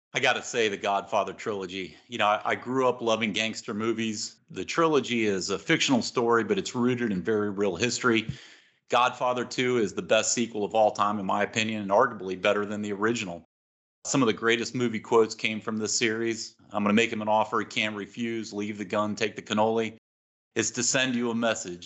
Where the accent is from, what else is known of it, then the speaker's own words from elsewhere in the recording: Long Island, New York, United States; moved away; I'm originally from Long Island, New York, home of the nation's best pizza